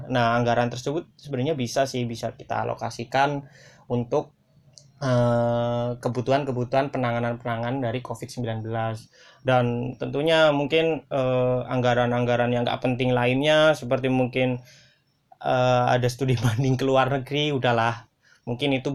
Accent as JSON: {"language": "Indonesian", "town": "Pemalang", "region": "Central Java", "country": "Indonesia", "tie": "born or raised there", "said": "Nah, di kampung-kampungku, di desa-desaku di Pemalang juga aku melihat sudah melihat nih"}